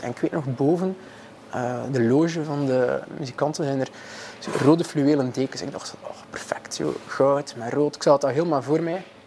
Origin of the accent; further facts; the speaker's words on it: Maldegem, Flanders, Belgium; ik ben oorspronkelijk van Maldegem, zo'n hoekje Oost-Vlaanderen